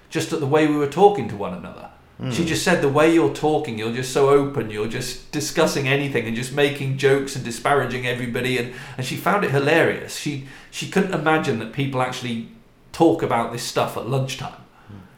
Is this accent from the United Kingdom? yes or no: yes; United Kingdom; moved away; we're British or because we're expats